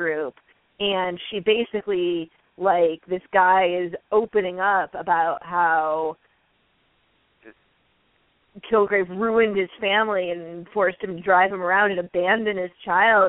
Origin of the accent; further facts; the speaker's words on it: Midwest, United States; I'm a Midwesterner